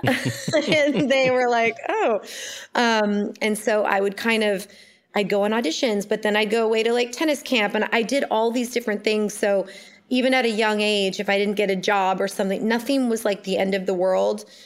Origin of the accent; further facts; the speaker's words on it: Ojai, California, United States; I was born in Ojai, California